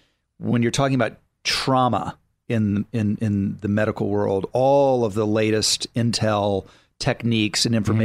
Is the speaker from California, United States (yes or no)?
no; Texas, United States; I'm a Texan